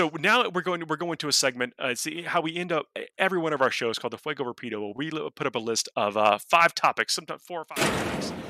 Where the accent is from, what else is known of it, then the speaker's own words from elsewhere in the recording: the South, United States; we're from the South, so we have sweet tea